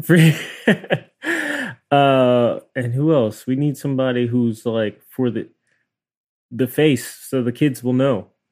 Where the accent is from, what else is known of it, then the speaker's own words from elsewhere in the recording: New York City, New York, United States; we're both from Queens.